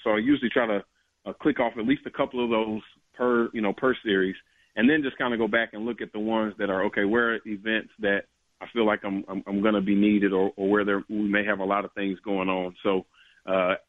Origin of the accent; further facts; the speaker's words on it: Nashville, Tennessee, United States; I was born and raised in Nashville, Tennessee.